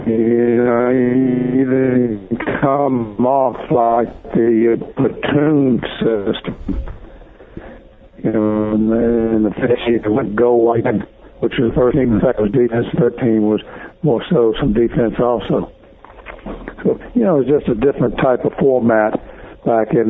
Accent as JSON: {"language": "English", "town": "Baton Rouge", "region": "Louisiana", "country": "United States", "tie": "born or raised there", "said": "I'm going to stay in Baton Rouge here at my own Louisiana State University College in my hometown"}